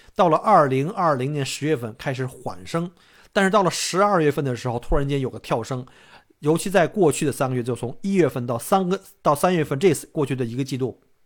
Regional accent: China; now in Australia; 一般我们中国人可能看不上那样的房子

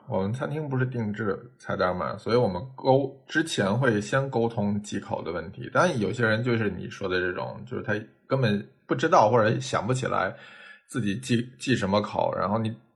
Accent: northern China, China; 作为北方人

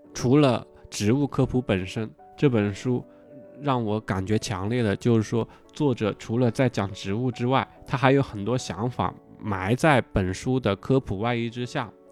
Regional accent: Hunan, China; 我是湖南人嘛，就是我们，呃，从小可能吃小龙虾就吃得比较多一点

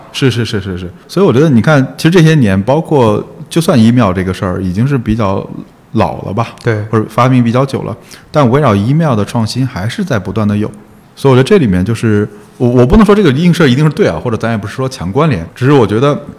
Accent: Wuhan, Hubei, China; moved away; 就是九八年还是九几年的时候，在武汉嘛，我现在还有那张参赛证在我老家里放着

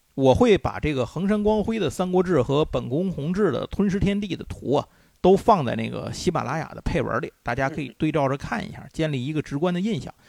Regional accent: China; 我们中国人

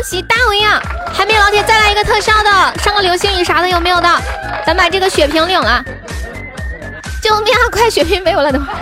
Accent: Sichuan, China; 我们四川人都长得可矮了

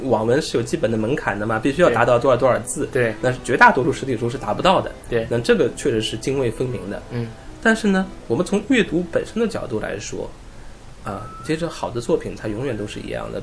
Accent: China; 我们中国人

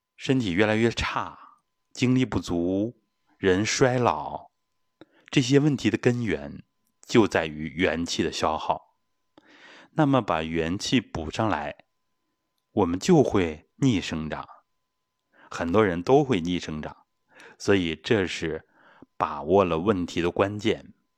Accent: China; 我们中国人

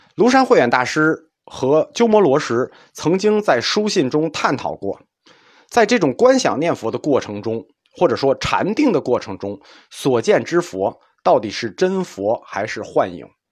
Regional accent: China; 我们中国人

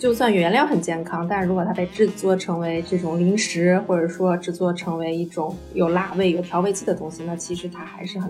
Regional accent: China; 我们中国人

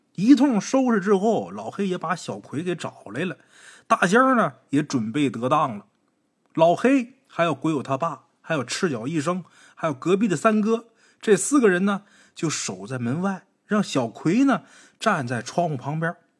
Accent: Northeast China, China; 在我们东北也是这样，谁来帮你家干活，晚上管顿饭，管顿酒，这是人之常情

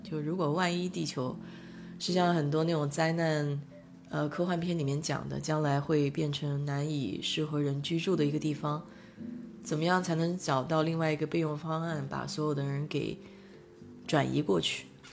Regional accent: China; now in United States; 我们中国人

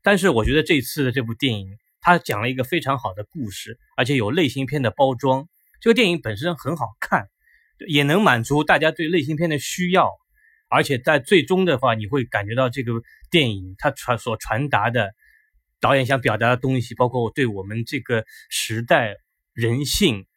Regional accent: Shanghai, China; 而且作为一个上海人，我想讲徐峥是这母子帮上海人争光了

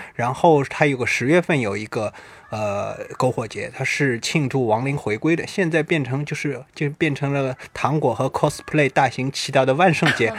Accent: China; 尤其是我们中国人啊

